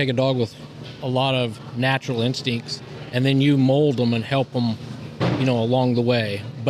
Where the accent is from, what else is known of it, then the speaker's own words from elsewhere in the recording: Wallowa, Oregon, United States; Northeast Oregon, Wallowa, Oregon.